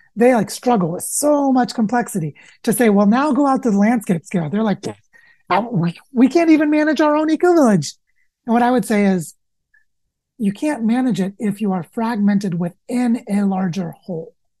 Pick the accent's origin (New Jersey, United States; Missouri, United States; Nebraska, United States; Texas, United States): Missouri, United States; the Ozarks, Southwest; I grew up in Southwest Missouri in the Ozarks.